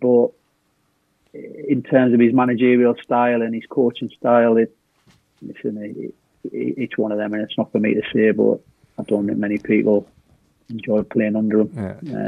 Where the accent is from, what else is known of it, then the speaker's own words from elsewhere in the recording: the North East, North East England, United Kingdom; moved away as an adult; I'm from obviously the northeast